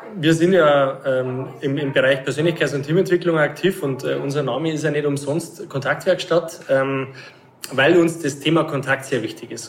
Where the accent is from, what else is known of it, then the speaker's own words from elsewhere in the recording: Erding, Bavaria, Germany; Wir sind heute in meiner Heimatstadt in Erding